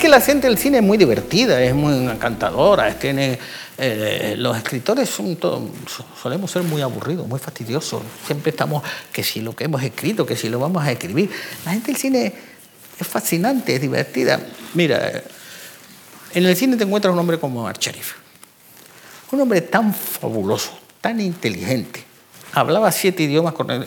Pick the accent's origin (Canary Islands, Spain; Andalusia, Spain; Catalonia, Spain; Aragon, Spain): Canary Islands, Spain; moved away; also born or lived in Sahara Desert; yo soy canario. Y en Canarios nos criamos con gofio